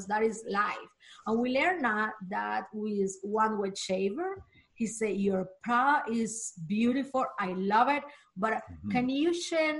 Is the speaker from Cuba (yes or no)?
yes; Cuba; English is a second language; moved away; I am from Cuba, and I went to the college there for chemistry.